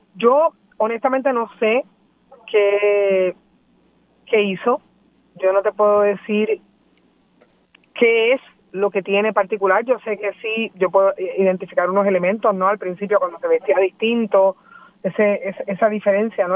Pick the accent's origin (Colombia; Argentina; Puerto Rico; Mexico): Puerto Rico; nosotros sentimos como puertorriqueños